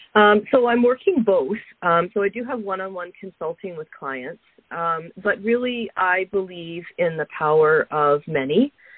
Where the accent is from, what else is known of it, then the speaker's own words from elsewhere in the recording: Alberta, Canada; moved away; I grew up uh, a prairie girl. I grew up in Alberta, so I have uh, I have fond memories of um, of my childhood in Alberta